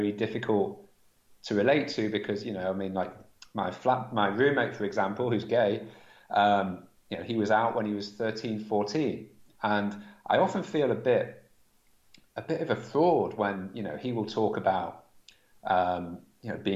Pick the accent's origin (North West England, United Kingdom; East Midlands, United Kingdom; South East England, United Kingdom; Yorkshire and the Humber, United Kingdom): North West England, United Kingdom; Manchester; I grew up in Manchester, in the northwest of England